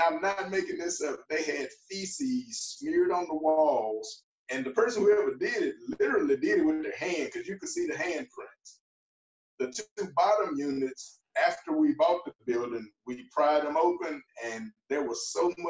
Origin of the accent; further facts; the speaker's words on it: Mississippi, United States; I'm from Mississippi